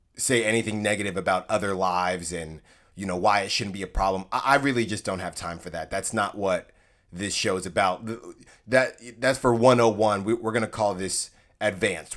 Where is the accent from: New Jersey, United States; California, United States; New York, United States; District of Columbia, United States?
California, United States; Concord; I'm from Concord, California, a nice city, suburb in the Bay Area, in the East Bay